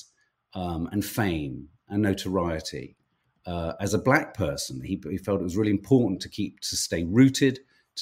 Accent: Birmingham, West Midlands, United Kingdom; I was born in Handsworth

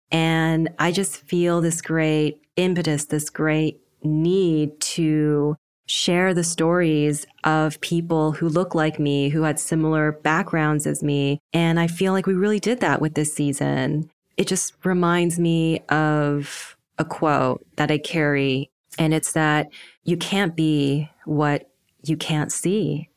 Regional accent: Canada; I grew up in Canada, in a predominantly Western white neighborhood

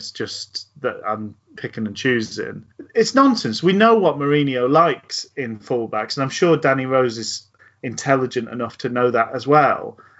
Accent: Glasgow, Scotland, United Kingdom; born there; I'm well aware that I was born in Glasgow, but speak like this

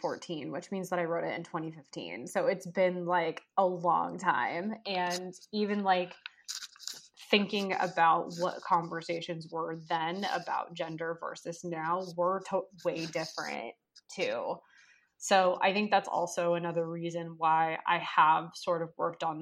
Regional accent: Southern California, United States; now in Washington, D.C., United States; my hometown of Southern California

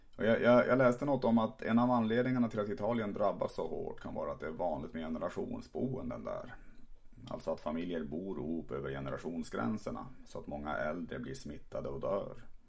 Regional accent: Tärnaby, Västerbotten County, Sweden; now in Malmö, Sweden; pratar som jag gör för att jag växte upp i Tärnaby uppe i Lappland

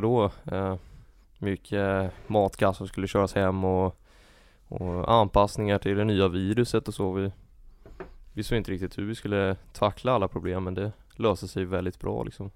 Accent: Täby, Stockholm County, Sweden; jag är från eh, Täby

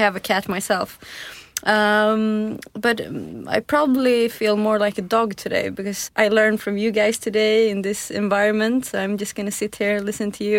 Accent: Tyresö, Stockholm County, Sweden; also born or lived in Santa Barbara, United States; I was born in the southern part of Stockholm, a suburb called Tyresö

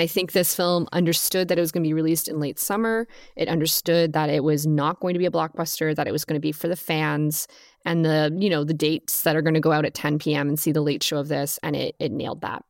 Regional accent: Southern California, United States; growing up in Southern California

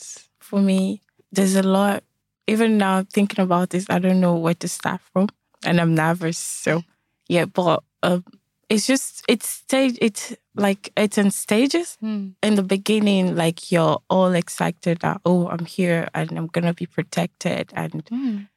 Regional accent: Nigeria; now in Ireland; I'm a Nigerian

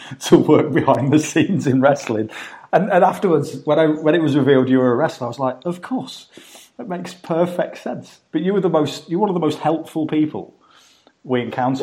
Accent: United Kingdom; as a British person, as an outsider looking into America

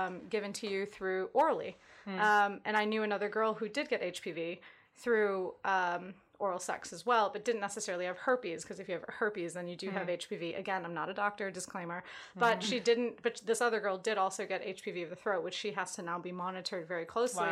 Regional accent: United States; Being American

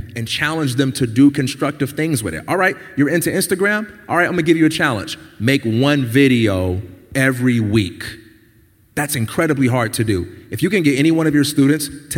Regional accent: Chicago, Illinois, United States; I'm from Chicago

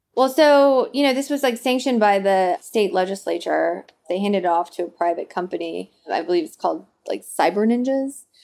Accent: Nashville, Tennessee, United States; accent: Southern; moved away; also born or lived in Arkansas; I grew up in Nashville, so I was born in Arkansas, grew up in in Nashville, Tennessee, and I don't think that I have a really uh, overwhelming Southern accent in current usage

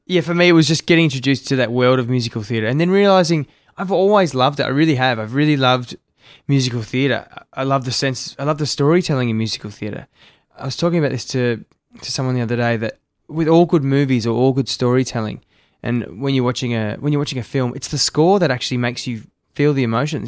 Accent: Melbourne, Victoria, Australia; moved away as an adult; also born or lived in Sydney; now in Gold Coast, Australia; I grew up in Melbourne

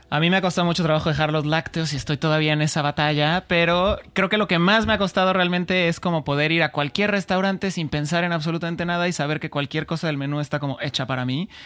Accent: Mexico; moved away; Yo que soy de México

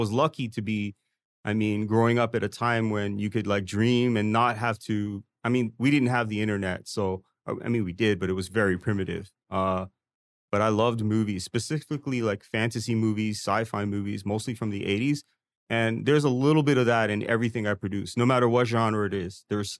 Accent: Toronto, Ontario, Canada; moved away as an adult; also born or lived in New York City, United States / Georgetown, Guyana; now in Taipei, Taiwan; I grew up in Scarborough. I think Scarborough was kind of different back then. We had like a stigma.

